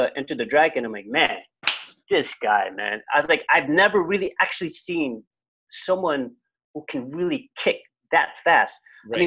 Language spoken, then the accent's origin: English; New Jersey, United States; also born or lived in Castro Valley, California; I was born in Jersey, and then we moved to California, and we were in a place called Castro Valley